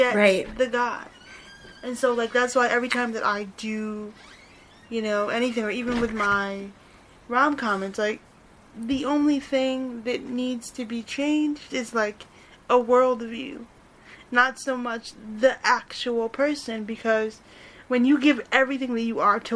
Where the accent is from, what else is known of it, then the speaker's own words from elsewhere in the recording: near Buffalo, Western New York, United States; I grew up here in Western New York. So, like, I live near Buffalo